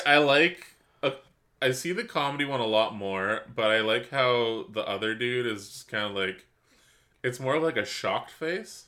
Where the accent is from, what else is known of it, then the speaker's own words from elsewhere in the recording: Canada; we're Canadian